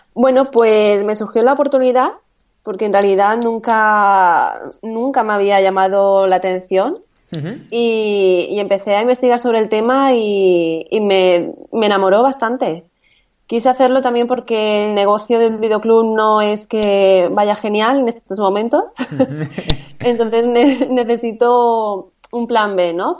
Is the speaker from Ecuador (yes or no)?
no; Valencia, Valencian Community, Spain; soy de Valencia